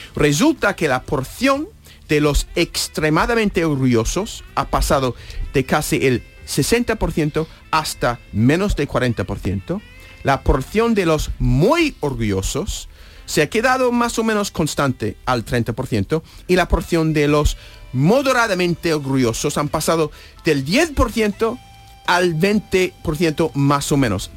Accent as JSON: {"language": "Spanish", "country": "United States", "also_born_or_lived": "New Hampshire", "second_language": "Spanish", "moved": "as an adult", "lives_now": "Spain", "said": "era el presidente de mi país nativo"}